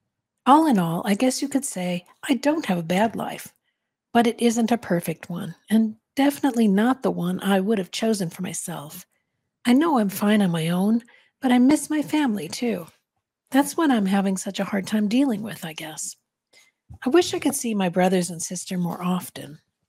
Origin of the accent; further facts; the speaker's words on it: Santa Fe, New Mexico, United States; I was born and raised in Santa Fe, and my family lives here, not far from the school.